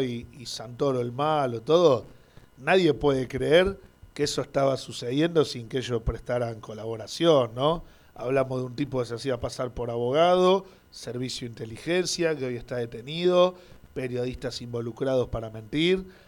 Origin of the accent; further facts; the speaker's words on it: Argentina; como argentino.